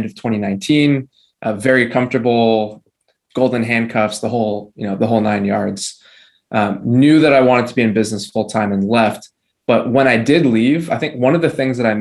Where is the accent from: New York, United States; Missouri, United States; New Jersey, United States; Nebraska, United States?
New Jersey, United States; I'm from New Jersey.